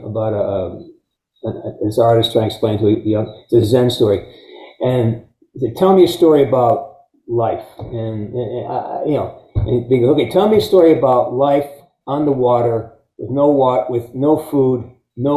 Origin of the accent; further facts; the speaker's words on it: Pittsfield, Massachusetts, United States; I'm from Western Mass. I'm a Pittsfield guy